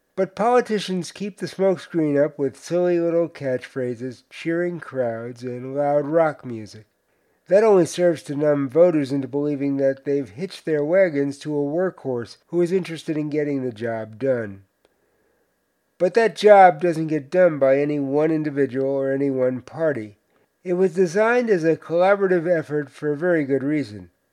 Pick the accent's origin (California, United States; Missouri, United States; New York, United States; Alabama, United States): New York, United States; Cedarhurst; my hometown of Cedarhurst